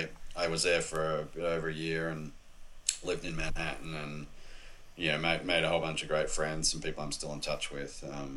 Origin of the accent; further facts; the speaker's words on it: Australia; Other than I think being an Aussie, that probably helped.